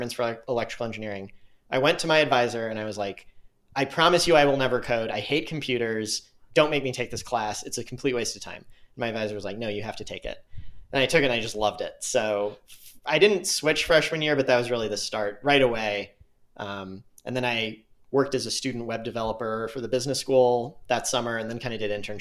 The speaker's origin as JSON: {"language": "English", "town": "St. Louis", "region": "Missouri", "country": "United States", "tie": "born or raised there", "also_born_or_lived": "Tucson, Arizona / Park City / San Francisco", "moved": "as an adult", "said": "I grew up in St. Louis, moved there when I was one"}